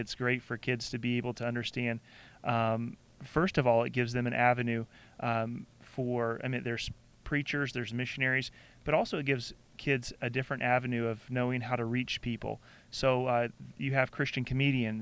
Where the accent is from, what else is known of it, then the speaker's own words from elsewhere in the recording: Southeast, United States; growing up in the Southeast